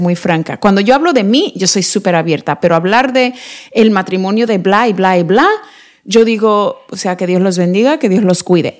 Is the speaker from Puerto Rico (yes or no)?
no; Mexico; somos mexicanos